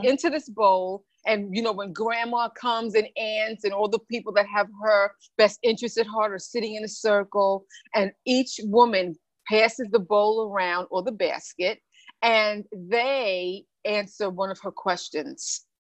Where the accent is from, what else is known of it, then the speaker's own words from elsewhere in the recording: New York, United States; also born or lived in Bahamas; I was born in the Bahamas and raised in New York when I was 4